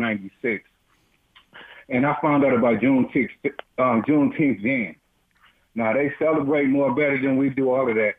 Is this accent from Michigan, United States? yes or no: yes; Detroit, Michigan, United States; also born or lived in Texas; I'm from Detroit. I've been I'm 61. I've been in Detroit all my life